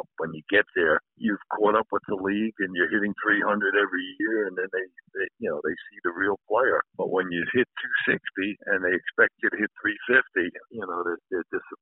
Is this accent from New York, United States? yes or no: yes; New York City, New York, United States; I was a Yankee fan growing up in the Bronx